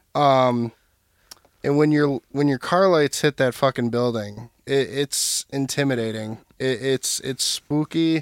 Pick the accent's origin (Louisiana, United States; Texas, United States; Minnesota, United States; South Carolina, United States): Minnesota, United States; Burnsville; I'm from Burnsville, Minnesota